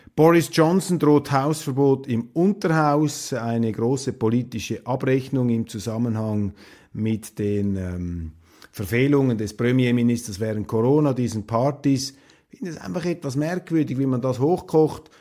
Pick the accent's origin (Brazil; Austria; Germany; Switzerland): Switzerland; als Schweizer